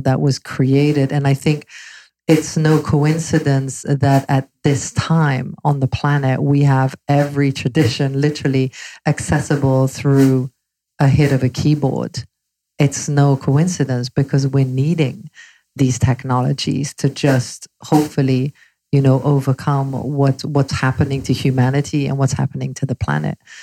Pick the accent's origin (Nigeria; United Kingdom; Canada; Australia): United Kingdom; London; moved away as an adult; also born or lived in Belgium; now in Los Angeles, United States; I moved to London at age 11